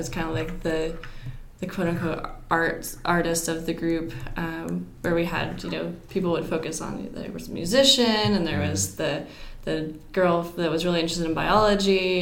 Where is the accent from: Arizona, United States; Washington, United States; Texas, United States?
Washington, United States; Western; born or raised there; moved away as an adult; also born or lived in Louisiana; now in Augusta, United States